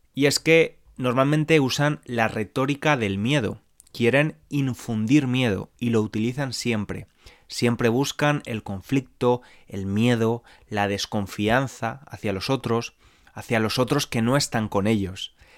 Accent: Spain

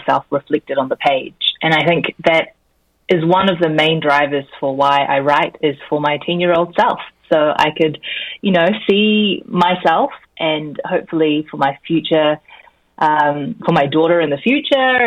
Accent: New Zealand; accent: Kiwi; also born or lived in Korea; So I was born in Korea and raised in New Zealand

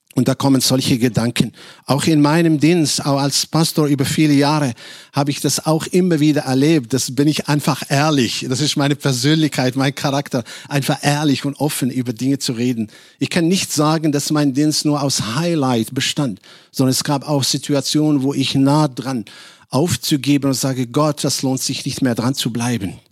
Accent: Casablanca, Casablanca-Settat, Morocco; German is a second language; moved away as an adult; now in Germany; Ich komme ursprünglich aus Casablanca, Marokko

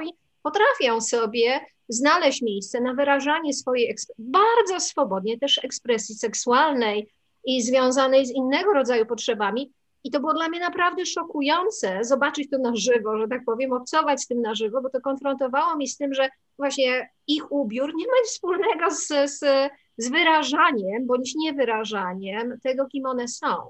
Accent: Poland; urodziłam się w Polsce

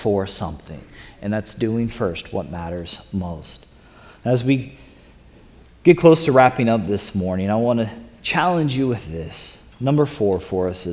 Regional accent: the South, Florida, United States; I'm from the South, and in Florida

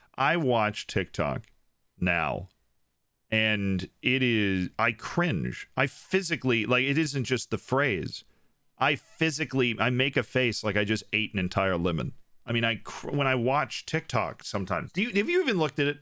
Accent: Florida, United States; I'm from Florida

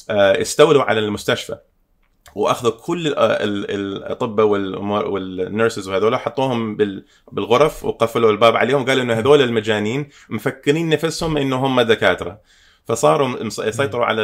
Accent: Canada; تربيت هنا بكندا ف, ف... آه، عشت حياه غربيه لما كنت صغير في, في العمر أو... اوائل ال... ال... آه، يعني من عمري تقريبا 13 الى 17

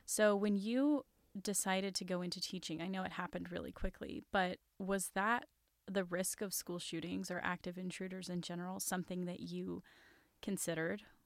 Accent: Nashville, Tennessee, United States; my hometown of Nashville, Tennessee

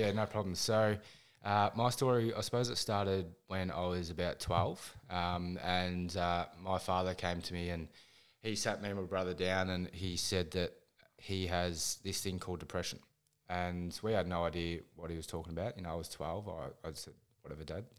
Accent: Ballarat, Victoria, Australia; I'm from Ballarat in Victoria, a very, very cold place

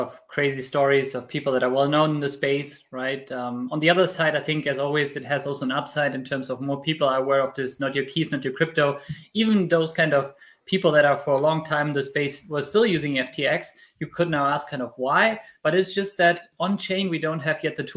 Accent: Germany; I was born and raised in Germany, even if I'm Spanish in terms of family

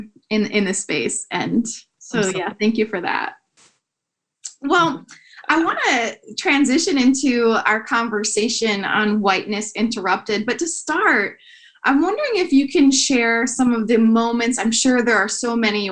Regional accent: Wisconsin, United States; moved away as an adult; also born or lived in Tennessee / New York City; I am born and raised in Wisconsin.

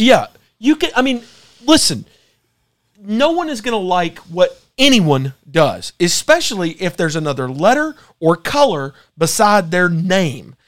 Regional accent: United States

